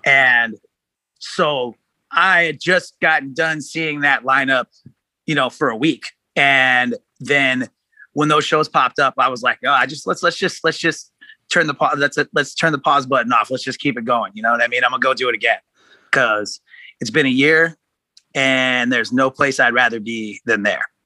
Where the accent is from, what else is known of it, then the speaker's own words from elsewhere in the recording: Oceanside, California, United States; also born or lived in Kansas City / Seattle; now in Los Angeles, United States; I was born in Kansas City. I grew up in Southern California. Uh, not in LA, actually. I'm not from here. Uh, I grew up in uh, Ocean, like Oceanside, which is like North County, San Diego.